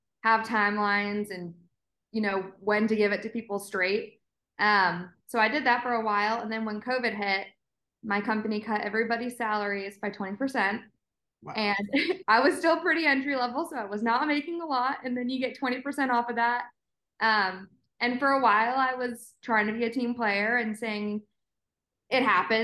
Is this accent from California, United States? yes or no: no; Ithaca, New York, United States; moved away as an adult; also born or lived in England; now in Atlanta, United States; I grew up in Ithaca, so central